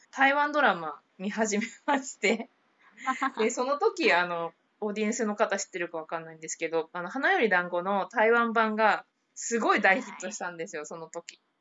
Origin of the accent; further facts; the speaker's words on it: Tokyo, Japan; moved away as an adult; now in Bangkok, Thailand; 東京生まれ東京育ちです。